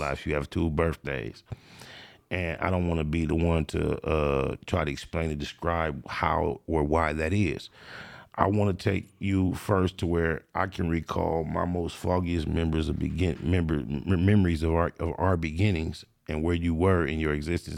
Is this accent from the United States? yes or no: yes; Compton, California, United States; I grew up in Compton in the Tri-New area